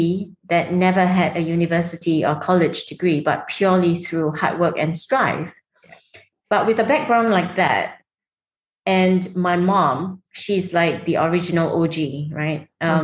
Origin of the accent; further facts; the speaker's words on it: Singapore; now in Dubai, United Arab Emirates; I mean, I'm Singaporean. I lived in Singapore.